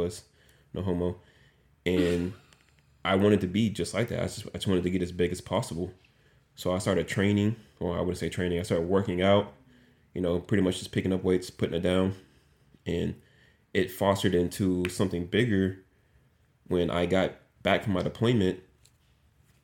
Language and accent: English; Dallas, Texas, United States; moved away as an adult; now in Valdosta, United States; I am from Dallas, Texas, the best state and city on the planet